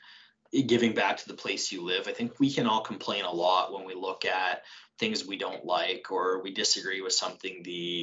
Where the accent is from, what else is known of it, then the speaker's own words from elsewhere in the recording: Saskatchewan, Canada; moved away as an adult; also born or lived in Lacombe, Alberta; now in Red Deer, Canada; I'm not from here. I'm from Saskatchewan.